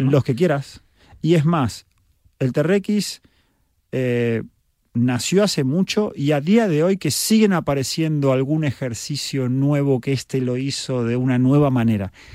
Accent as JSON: {"language": "Spanish", "country": "Argentina", "said": "soy argentino"}